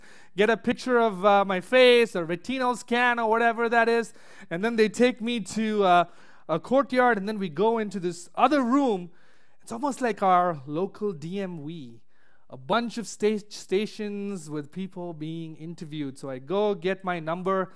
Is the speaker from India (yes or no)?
yes; Chennai, Tamil Nadu, India; moved away as an adult; now in United States; back in my hometown in Chennai, India